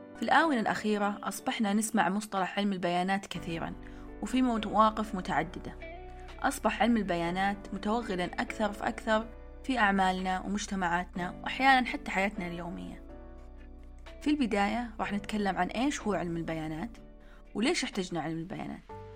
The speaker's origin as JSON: {"language": "Arabic", "country": "Saudi Arabia", "said": "تشبه محلات الدانوب وابن داود عندنا في السعودية"}